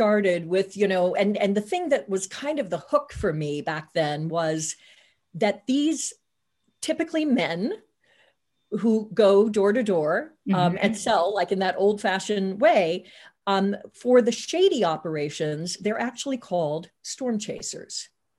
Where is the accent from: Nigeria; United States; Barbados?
United States; Tornado Alley; I grew up in Tornado Alley. So I was very familiar with having to run down to the basement, you know, for tornado